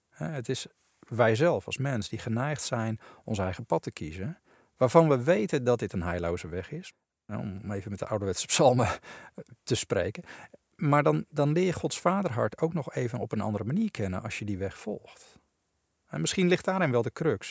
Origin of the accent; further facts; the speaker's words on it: Netherlands; als Nederlandse christenen